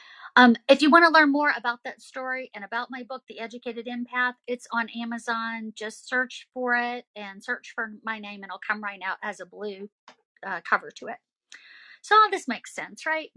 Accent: the South, United States; I'm from the South

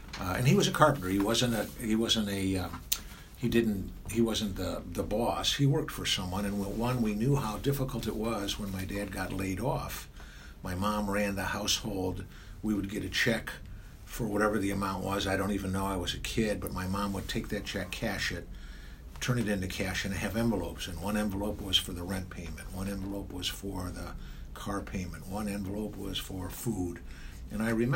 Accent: Warrensville Heights, Ohio, United States; also born or lived in Cleveland, Ohio (Kinsman); I was born on 123rd in Kinsman. We moved up to 132nd and 147th. And finally, we got rich and moved to Warrensville Heights

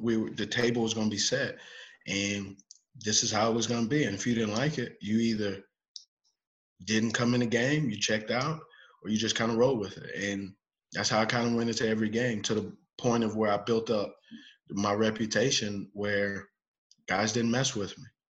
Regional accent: Los Angeles, California, United States; now in Charlotte, United States; I grew up in Los Angeles

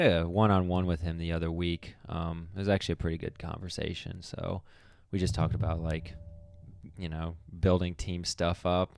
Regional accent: Akron, Ohio, United States; that's also my hometown

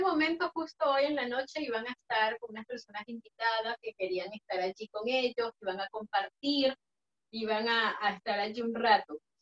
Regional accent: Venezuela; moved away as an adult; nosotros como personas venezolanos, inmigrantes

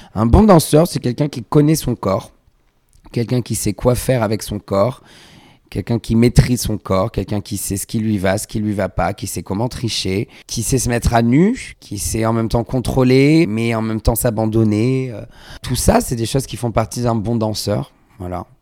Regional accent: Vallauris, Provence-Alpes-Côte d'Azur, France; also born or lived in Grasse; je viens du sud de la France, je suis né à Grasse, j'ai grandi à Valoris, près de Cannes

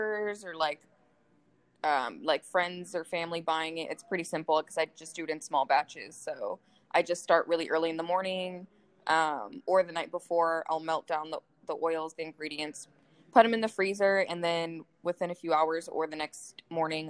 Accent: Las Vegas, Nevada, United States; I was actually born here in Vegas.

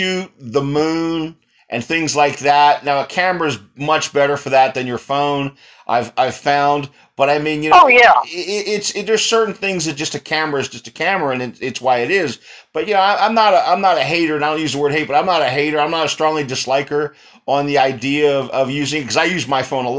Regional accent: East Coast, United States; also born or lived in San Antonio, Texas; I grew up on the East Coast

